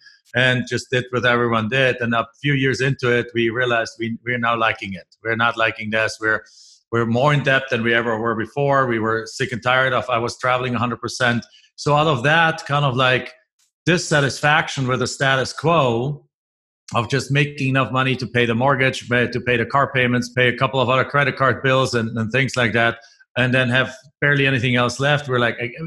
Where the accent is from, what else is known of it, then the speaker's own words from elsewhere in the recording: Germany; moved away as an adult; now in United States; I'm originally from Germany.